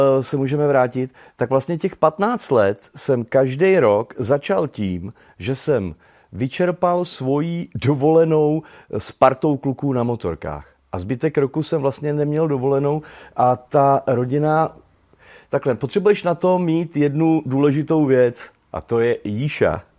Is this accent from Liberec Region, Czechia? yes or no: no; Veltruby, Central Bohemian Region, Czechia; moved away; Já pocházím eh, z Veltrup u Kolína, takže kolínská nížina